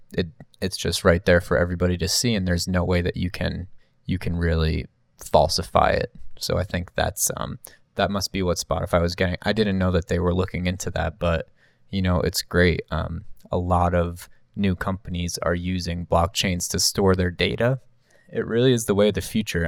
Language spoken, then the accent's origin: English; New Jersey, United States; me growing up in New Jersey